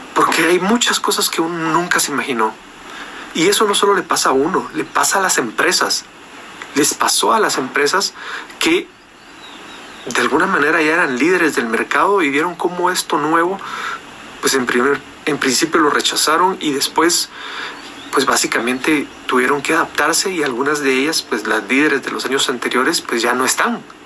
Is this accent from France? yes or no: no; Guatemala; en mi país